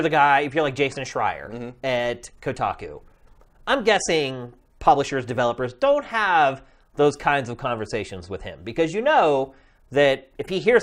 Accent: central Pennsylvania, United States; also born or lived in Philadelphia; I'm originally from central Pennsylvania. I went to college in Philadelphia.

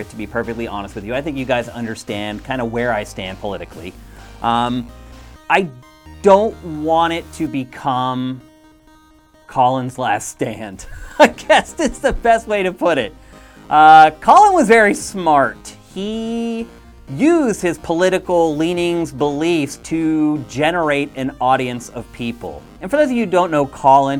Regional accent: East Coast, United States; also born or lived in Carlisle, Pennsylvania; now in California, United States; I grew up on the East Coast, and that's where I went to punk and hardcore shows

